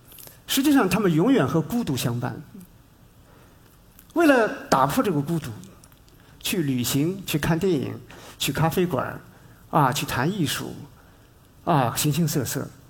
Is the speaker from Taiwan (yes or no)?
no; China; 但另外一方面呢，它对我们中国人来说，又有特别特别的一个意义。